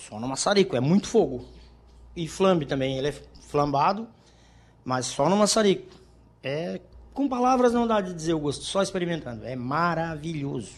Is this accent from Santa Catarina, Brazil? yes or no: yes; Maracajá, Santa Catarina, Brazil; also born or lived in Criciúma; now in Balneário Rincão, Brazil; eu sou natural de Maracajá, né? A gente vivia lá no sítio